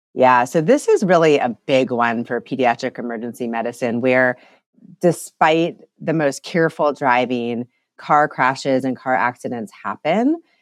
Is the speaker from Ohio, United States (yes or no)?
yes; Ohio, United States; moved away as an adult; also born or lived in Denver, Colorado; now in North Carolina, United States; I grew up in Ohio, but actually lived the last nine years in Colorado and Denver